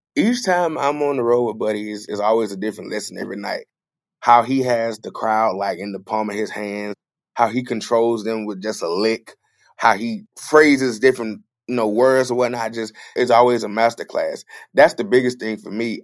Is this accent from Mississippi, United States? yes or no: yes; Clarksdale, Mississippi, United States; also born or lived in Friars Point, Mississippi; the house and neighborhood I grew up in Clarksdale